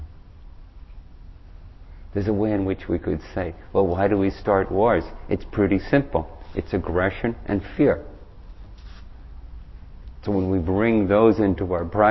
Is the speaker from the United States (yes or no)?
no; Ireland; moved away; I grew up in Ireland and I've gone back there to try to promote peace